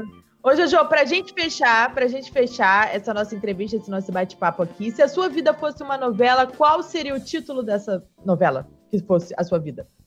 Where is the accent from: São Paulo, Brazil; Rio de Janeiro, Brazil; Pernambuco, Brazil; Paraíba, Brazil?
Rio de Janeiro, Brazil; eu sou de Campo Grande